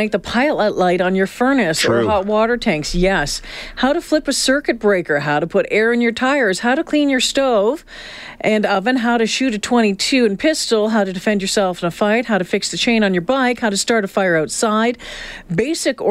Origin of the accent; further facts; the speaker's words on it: Belleville, Ontario, Canada; also born or lived in Smiths Falls, Ontario; when I was a kid, I grew up on Lake Ontario. So we lived Smith Falls, Belleville